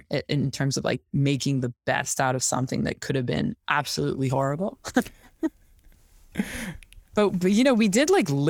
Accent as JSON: {"language": "English", "town": "Quebec City", "region": "Quebec", "country": "Canada", "said": "Well, I'm from Quebec City. So it's really like the most francophone part of Quebec. The reason I don't have the accent is my mom's actually an anglophone. My father's a francophone."}